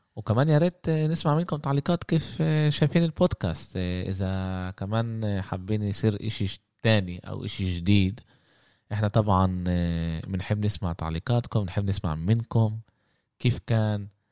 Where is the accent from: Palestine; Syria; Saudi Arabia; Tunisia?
Palestine; Jaffa; احنا من يافا فلسطين احنا بنقول عماله يسبح لحاله